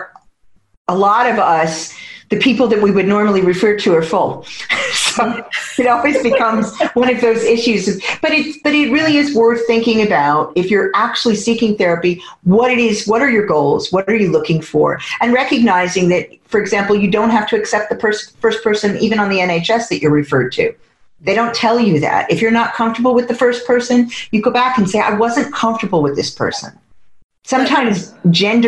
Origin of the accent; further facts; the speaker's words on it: United States; now in United Kingdom; as an American born